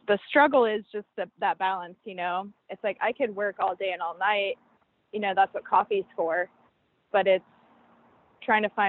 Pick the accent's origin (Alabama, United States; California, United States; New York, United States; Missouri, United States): California, United States; I'm like born and raised in California.